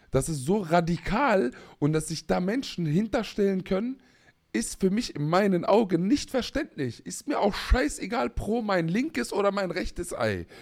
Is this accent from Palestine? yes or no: yes; Palestine; ich als Palästinenser